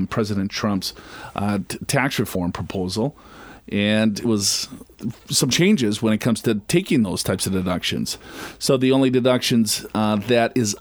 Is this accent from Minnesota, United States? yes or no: yes; Minnesota, United States; I'm from Minnesota